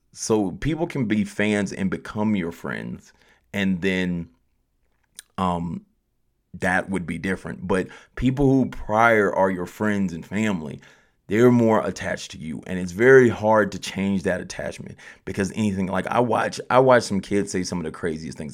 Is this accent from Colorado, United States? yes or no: yes; Colorado Springs, Colorado, United States; I'm from Colorado Springs